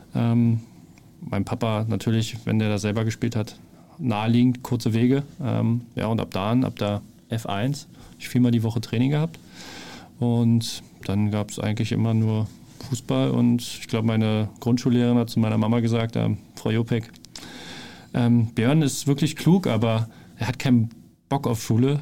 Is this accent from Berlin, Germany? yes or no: yes; Berlin, Germany; moved away as an adult; also born or lived in Bielefeld / Offenbach; Ich bin da aufgewachsen